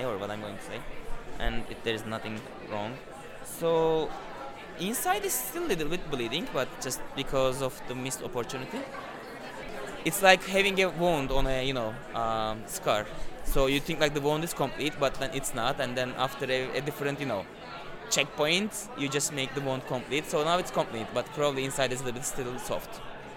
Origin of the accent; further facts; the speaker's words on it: Istanbul, Turkey; English is a second language; moved away as an adult; now in New York, United States; I'm from Turkey. Yes, and I was born in Istanbul